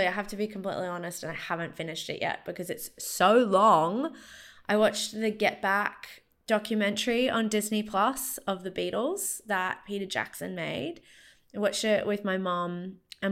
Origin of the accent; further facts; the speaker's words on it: Brisbane, Queensland, Australia; moved away; I grew up in Brisbane and I went back for 5 weeks over the summer